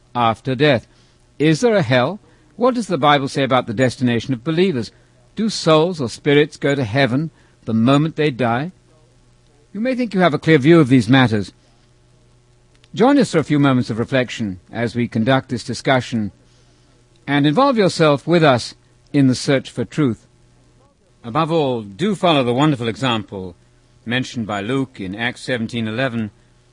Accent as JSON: {"language": "English", "region": "England", "country": "United Kingdom", "tie": "born or raised there", "said": "I was about 13 years old, growing up in England."}